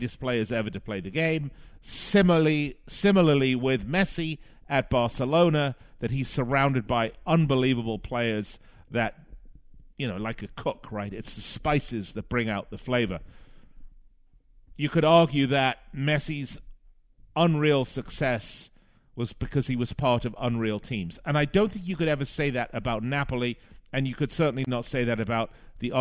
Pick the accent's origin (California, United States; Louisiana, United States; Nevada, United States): Nevada, United States; Las Vegas; my hometown of Las Vegas